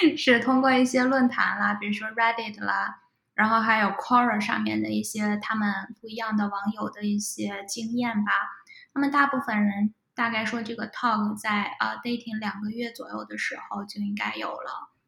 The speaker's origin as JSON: {"language": "Chinese", "country": "China", "also_born_or_lived": "Texas", "moved": "as an adult", "lives_now": "Atlanta, United States", "said": "我是来自国内"}